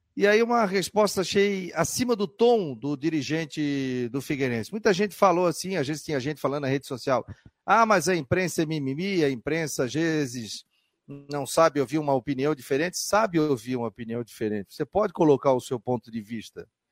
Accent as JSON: {"language": "Portuguese", "town": "Florianópolis", "region": "Santa Catarina", "country": "Brazil", "tie": "born or raised there", "said": "Eu, como florianopolitano, eu sou de Floripa, eu sou da terra."}